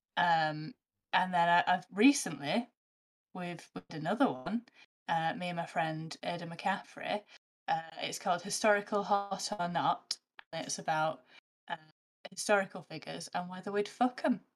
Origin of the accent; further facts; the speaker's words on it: the north of England, United Kingdom; I'm a northerner